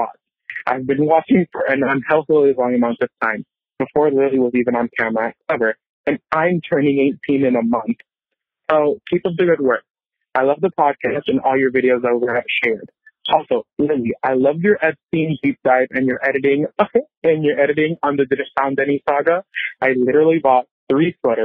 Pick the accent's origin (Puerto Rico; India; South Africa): Puerto Rico; I'm from Puerto Rico